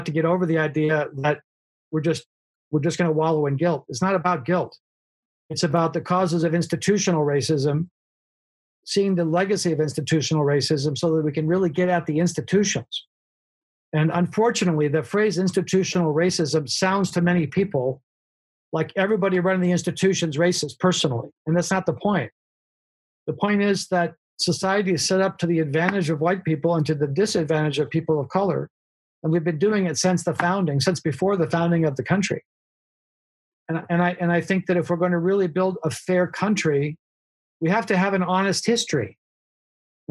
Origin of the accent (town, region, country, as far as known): United States